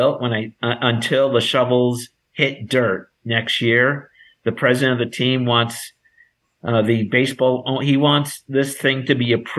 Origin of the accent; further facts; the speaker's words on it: New York, United States; now in Las Vegas, United States; I'm from New York